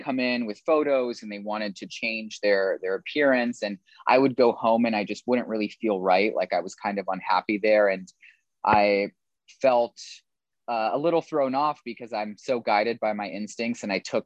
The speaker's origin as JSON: {"language": "English", "region": "California", "country": "United States", "tie": "born or raised there", "also_born_or_lived": "Australia", "moved": "as an adult", "lives_now": "New York City, United States", "said": "I was born and raised in California"}